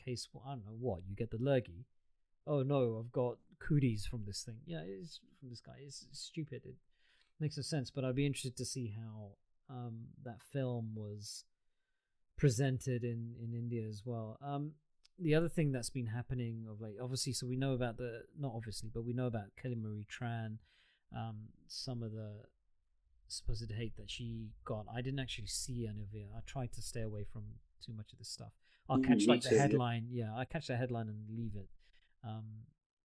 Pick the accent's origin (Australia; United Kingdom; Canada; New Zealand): United Kingdom; I'm British born